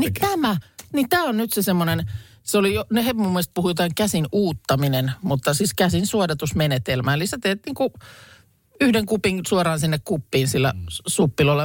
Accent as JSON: {"language": "Finnish", "town": "Lahti", "region": "Päijät-Häme", "country": "Finland", "tie": "born or raised there", "said": "olen Lahesta kotosin"}